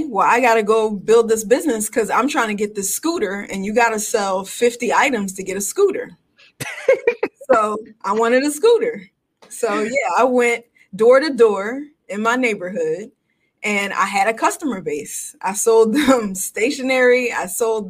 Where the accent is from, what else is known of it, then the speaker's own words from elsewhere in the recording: Philadelphia, Pennsylvania, United States; Born and raised in Philly, went to the greatest high school in the world